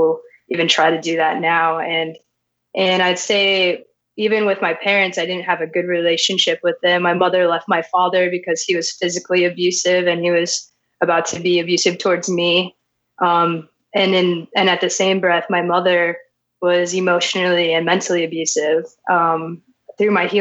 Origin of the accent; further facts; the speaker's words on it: Las Vegas, Nevada, United States; I was born and raised in Las Vegas, Nevada